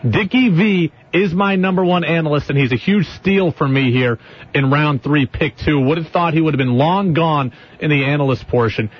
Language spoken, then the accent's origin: English; Albany, New York, United States; I grew up in Albany